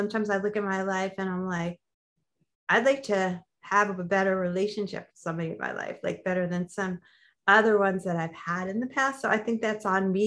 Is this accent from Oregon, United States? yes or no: no; New York, United States; now in Los Angeles, United States; I'm from New York